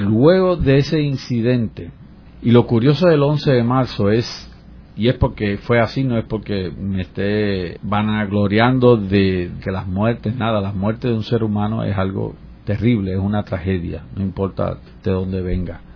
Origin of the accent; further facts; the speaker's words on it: Puerto Rico; moved away as an adult; also born or lived in New York; me tuve que ir de mi país porque yo no hubiese podido ni terminar de estudiar ni conseguir trabajo en mi país en esos momentos.